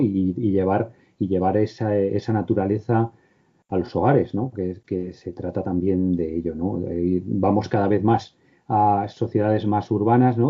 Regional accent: Cuenca, Castilla-La Mancha, Spain; moved away; mi pueblo, en Cuenca

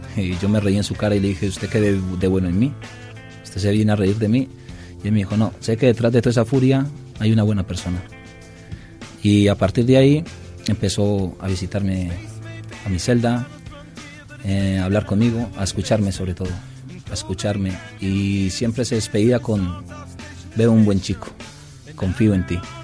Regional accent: Colombia; moved away; El alcohol de mi tierra es de casi 40 grados.

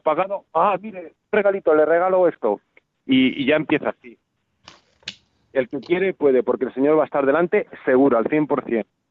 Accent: Valladolid, Castile and León, Spain; yo que soy de Valladolid

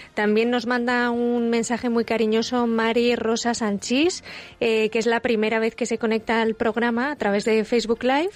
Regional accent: Nicaragua; Yo soy nicaragüense, así que en Nicaragua

